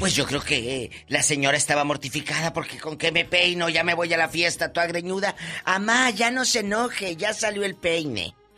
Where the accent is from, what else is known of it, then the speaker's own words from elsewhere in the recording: Matamoros, Tamaulipas, Mexico; moved away; allá en mi tierra, en Matamoros